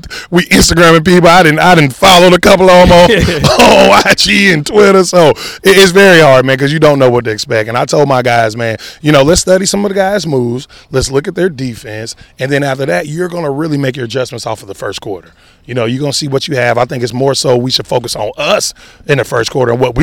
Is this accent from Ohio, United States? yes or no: yes; Ohio, United States; moved away as an adult; also born or lived in South Carolina; I went to the University of South Carolina, but I'm from Ohio